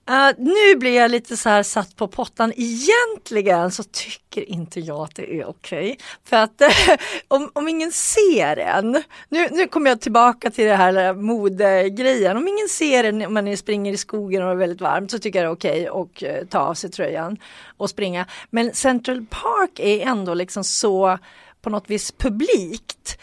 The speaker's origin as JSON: {"language": "Swedish", "country": "Sweden", "said": "vi svenskar tycker lite extra"}